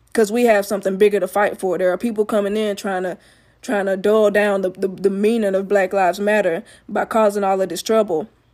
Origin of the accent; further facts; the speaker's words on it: Alabama, United States; I'm from Alabama.